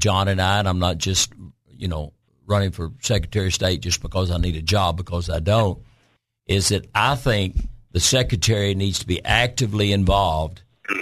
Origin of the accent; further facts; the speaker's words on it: Cabot, Arkansas, United States; my hometown of Cabot